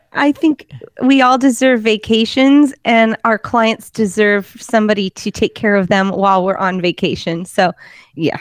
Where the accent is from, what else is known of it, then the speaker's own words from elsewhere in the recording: Portland, Oregon, United States; now in Salem, United States; I grew up in Portland where we had bridge problems